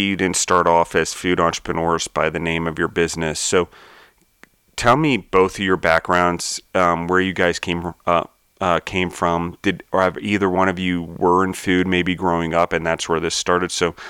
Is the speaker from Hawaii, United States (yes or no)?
no; Maryland, United States; now in Denver, United States; I grew up in Maryland, and my parents had a horse farm